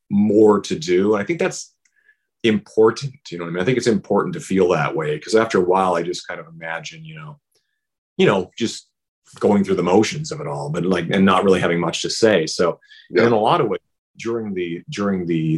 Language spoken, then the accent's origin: English; Saskatchewan, Canada; born or raised there; moved away; also born or lived in Vancouver, Canada